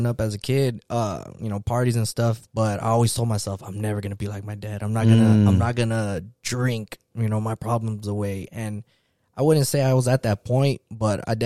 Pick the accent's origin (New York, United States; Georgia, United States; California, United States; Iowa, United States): California, United States; moved away as an adult; now in Virginia, United States; I'm from California originally and then got stationed in Virginia